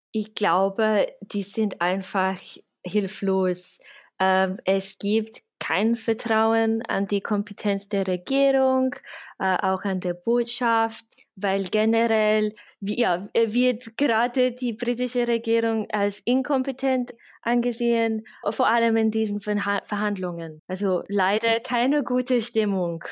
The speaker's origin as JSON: {"language": "German", "region": "England", "country": "United Kingdom", "second_language": "German", "moved": "as an adult", "lives_now": "Vienna, Austria", "said": "ich bin, ich bin Engländerin, ich wohne aber seit äh, zehn Jahren in Österreich, in Wien."}